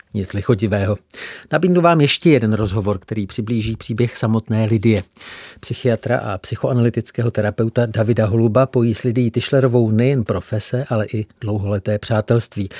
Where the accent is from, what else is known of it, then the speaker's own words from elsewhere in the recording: Czechia; nám Čechům, kteří tady jsme